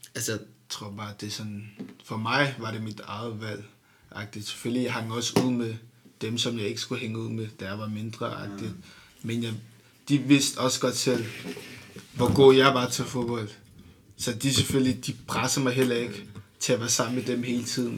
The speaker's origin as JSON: {"language": "Danish", "country": "Denmark", "said": "jeg føler mig dansk-agtigt"}